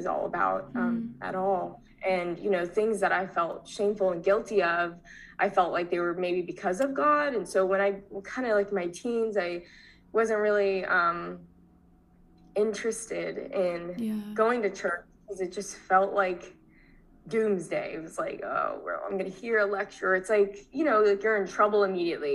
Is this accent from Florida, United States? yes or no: yes; Tampa, Florida, United States; also born or lived in Long Island, New York; I moved to Florida